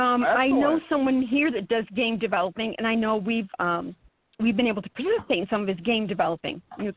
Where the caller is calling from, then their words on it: Saranac Lake, New York, United States; From Saranac Lake.